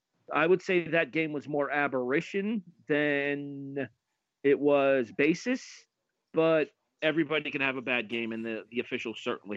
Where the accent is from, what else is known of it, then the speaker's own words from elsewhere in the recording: Ohio, United States; I'm from the Buckeye State here